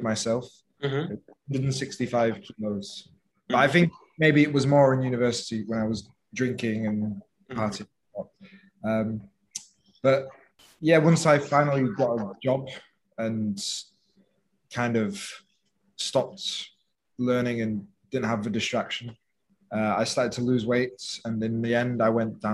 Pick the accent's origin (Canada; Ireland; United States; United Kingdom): United Kingdom; England; moved away as an adult; now in Phuket, Thailand; I'm from England, 26 years old, and right now I'm living in Thailand, Phuket